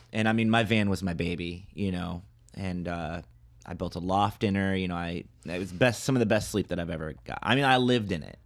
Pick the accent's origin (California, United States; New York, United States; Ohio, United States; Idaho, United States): Ohio, United States; Toledo; moved away; my hometown, Toledo, Ohio